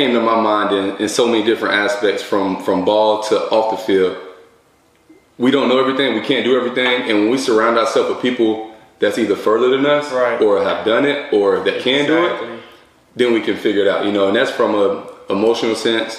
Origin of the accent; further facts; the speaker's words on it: West Palm Beach, Florida, United States; moved away as an adult; I'm from West Palm Beach, Florida, born and raised, went up to the University of Tennessee, played football, went over to Indianapolis, played professional there, played professional in Canada.